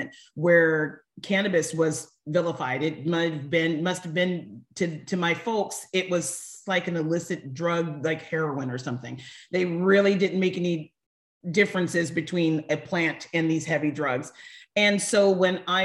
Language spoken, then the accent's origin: English; Northern California, United States; I grew up in Northern California